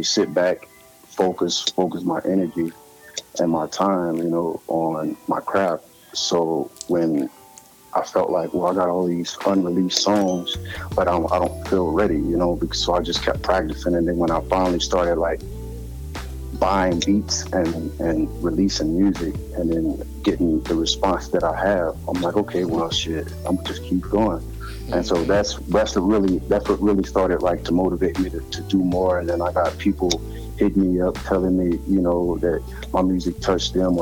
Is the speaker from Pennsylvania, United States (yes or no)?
no; Houma, Louisiana, United States; accent: country; I'm from Louisiana, but I'm from a place called Houma, and that's like 35 minutes south of New Orleans.